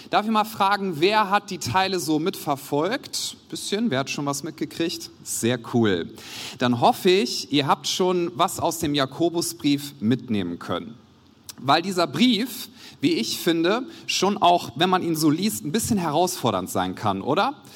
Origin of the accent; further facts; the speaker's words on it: Wuppertal, North Rhine-Westphalia, Germany; Wie schon gesagt, ich komme aus Wuppertal, aus der Credo-Kirche.